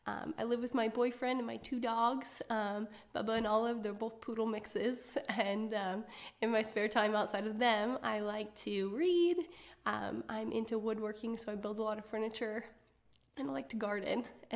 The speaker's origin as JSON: {"language": "English", "town": "Arlington", "region": "Washington", "country": "United States", "tie": "born or raised there", "moved": "yes", "lives_now": "Benton City, United States", "said": "I grew up in Western Washington in a small town called Arlington."}